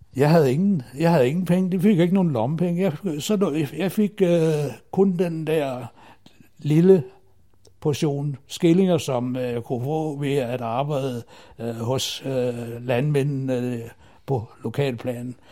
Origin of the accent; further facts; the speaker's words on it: Himmerland, North Denmark Region, Denmark; moved away as an adult; also born or lived in Aarhus; now in Zealand, Denmark; jeg kommer fra Himmerlandsområdet, der jeg boede i første år af mit liv, til jeg flyttede til øh, Ja, det blev først til Aarhus